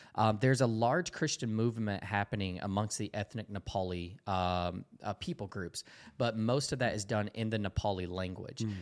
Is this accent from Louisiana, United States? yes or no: no; Dalton, Georgia, United States; moved away as an adult; I grew up in this really small town in Dalton, Georgia